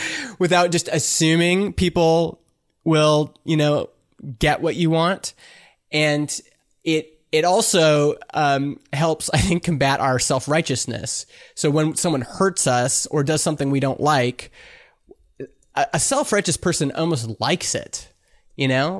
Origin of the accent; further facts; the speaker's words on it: Canada; I'm Canadian